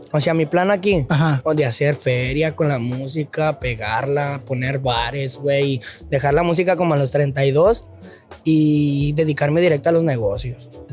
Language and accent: Spanish; León, Guanajuato, Mexico; moved away as an adult; now in Tijuana, Mexico; de donde yo vengo, de León, Guanajuato